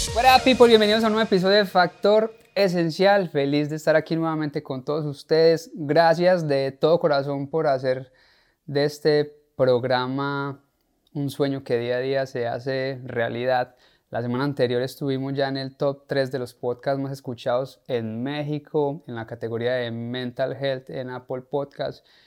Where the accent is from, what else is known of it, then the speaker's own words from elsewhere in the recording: Paisa region, Antioquia, Colombia; nosotros los paisas